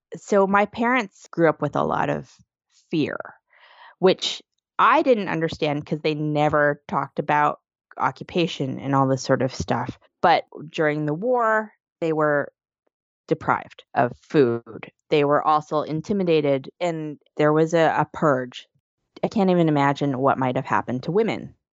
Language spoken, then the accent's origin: English; Canada; now in New York City, United States; I'm originally from Canada